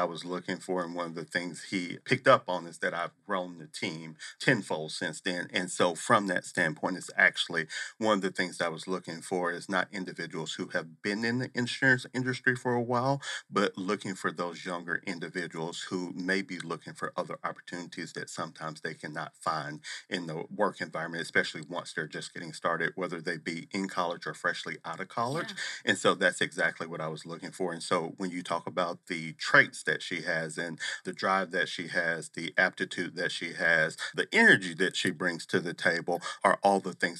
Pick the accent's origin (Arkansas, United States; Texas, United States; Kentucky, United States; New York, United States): Arkansas, United States; Little Rock; moved away as an adult; also born or lived in Missouri; now in Arizona, United States; Born and raised in Little Rock, Arkansas